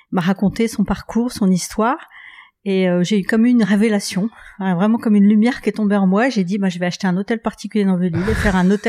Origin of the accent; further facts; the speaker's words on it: Lille, Hauts-de-France, France; Je suis une vraie ch'ti. Une vraie ch'ti, ouais. Née à Lille, parents nés à Lille, grands-parents nés à Lille.